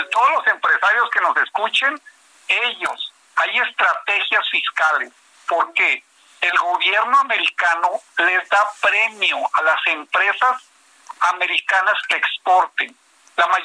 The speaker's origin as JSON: {"language": "Spanish", "country": "Mexico", "also_born_or_lived": "San Antonio, Texas", "said": "soy empresario mexicano"}